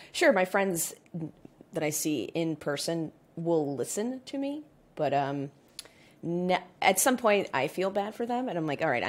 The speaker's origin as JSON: {"language": "English", "country": "United States", "said": "I'm American"}